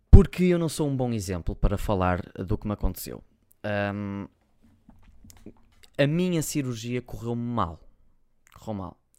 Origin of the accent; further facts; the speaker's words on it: Porto, Norte, Portugal; accent: Porto; Eu acho que, eu acho que se, se eu não disser que sou do Porto, as pessoas não sabem. Eu para a internet não falo com sotaque a Porto. Só vocês me virem a falar com os meus amigos e assim já falo bem mais a Porto.